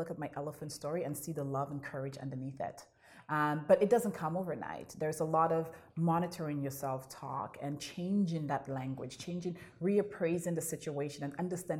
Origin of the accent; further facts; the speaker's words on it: St. Lucia; now in Toronto, Canada; moving here from St. Lucia as an immigrant to Canada